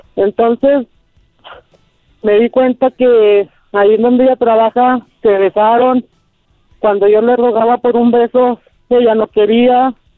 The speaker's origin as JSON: {"language": "Spanish", "town": "Torreón", "region": "Coahuila", "country": "Mexico", "tie": "born or raised there", "moved": "as an adult", "lives_now": "Durango, Mexico", "said": "Yo vivo en Durango Capital. Yo soy originario de Torreón, Coahuila, a tres horas de aquí"}